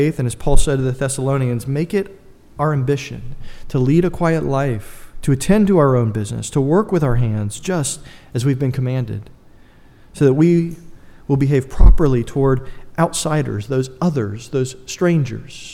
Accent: United States; I'm an American.

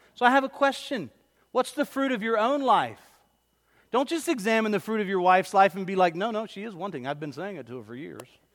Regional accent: Pine Hills, the South, United States; I didn't grow up in Corinth. I grew up in Pine Hills.

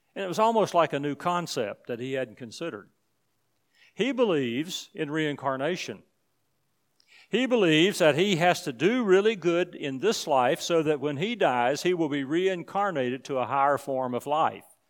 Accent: United States; I'm from the United States

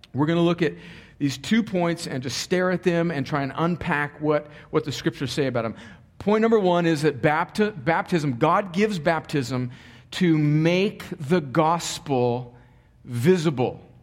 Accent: United States; I am an American because I was born in America, actually just barely

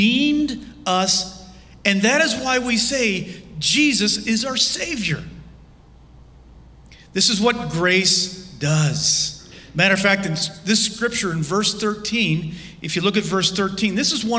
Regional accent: Lancaster, Pennsylvania, United States; I was standing in my parents' garage as a 19-year-old in my hometown of Lancaster, Pennsylvania

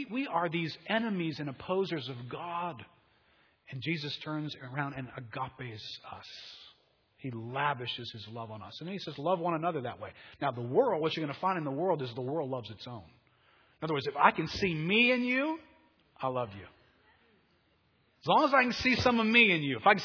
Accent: United States; being an American

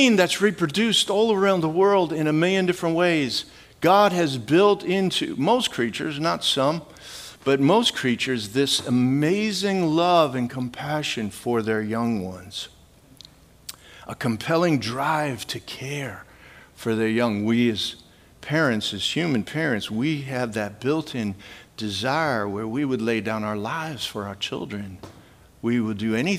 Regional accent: Midwest, United States; I grew up in the Midwest

